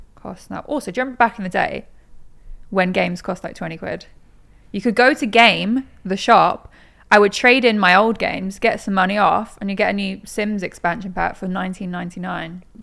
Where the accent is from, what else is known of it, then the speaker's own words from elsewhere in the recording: Norwich, East of England, United Kingdom; moved away as an adult; also born or lived in Manchester; now in London, United Kingdom; I am from Norwich, but I'd moved from Manchester 'cause I was at uni there